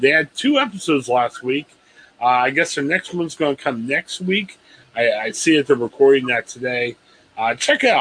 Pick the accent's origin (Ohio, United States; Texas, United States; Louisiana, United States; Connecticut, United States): Ohio, United States; Stark County; I grew up in Stark County.